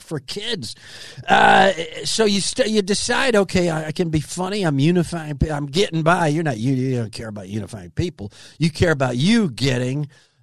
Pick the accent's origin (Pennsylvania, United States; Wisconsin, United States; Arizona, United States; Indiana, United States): Wisconsin, United States; Kenosha; also born or lived in Cheddar Falls, Wisconsin; they built those in my hometown